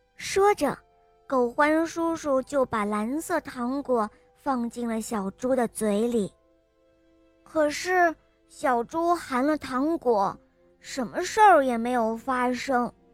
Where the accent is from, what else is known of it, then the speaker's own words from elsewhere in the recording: Xuzhou, Jiangsu, China; 我今年五岁了，我来自江苏徐州